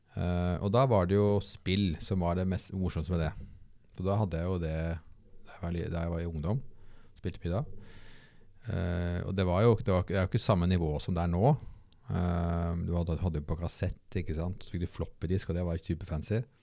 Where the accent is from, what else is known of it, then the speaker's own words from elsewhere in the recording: Bærum, Akershus, Norway; jeg vokste opp da i Bærum og gikk på alle skolene rundt omkring